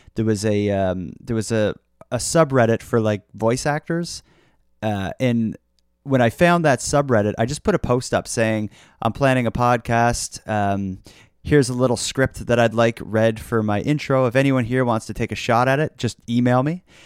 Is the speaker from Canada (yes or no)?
yes; Nova Scotia, Canada; I've been born and raised in Nova Scotia. I've been here pretty much my uh, my whole life